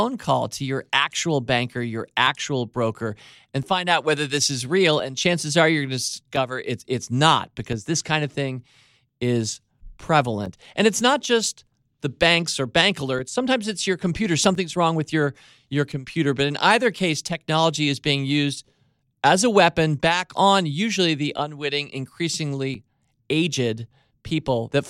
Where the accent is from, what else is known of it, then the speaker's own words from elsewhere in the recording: Washington, District of Columbia, United States; We grew up in Georgetown